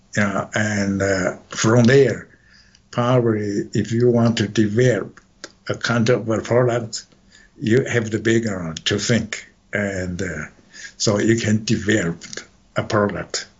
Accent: Taichung, Taiwan; moved away as an adult; now in United States; I was born in Taichung.

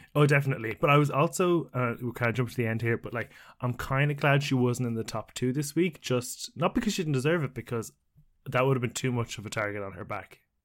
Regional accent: Ireland; as an Irishman

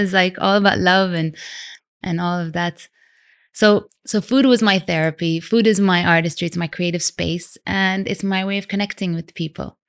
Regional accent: Vancouver, British Columbia, Canada; also born or lived in London / Sudan; now in Dubai, United Arab Emirates; I was born in London. I grew up in Canada, Vancouver. And Dubai's been home for nearly nineteen years now

